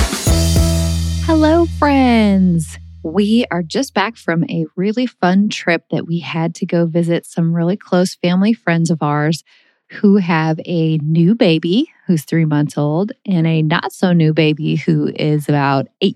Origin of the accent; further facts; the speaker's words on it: St. Louis, Missouri, United States; also born or lived in Minnesota / Texas; moving from Minnesota, where I was born and raised and surrounded by my whole family. My mom's one of 8 kids and everybody lived there and I had a million cousins, and I moved from Minnesota to St. Louis when I was in 4th grade